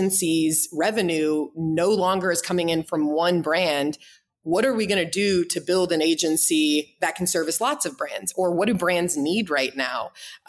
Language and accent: English; St. Louis, Missouri, United States; moved away as an adult; also born or lived in Boulder, Colorado / Boston, Massachusetts; now in Kansas City, United States; I'm from St. Louis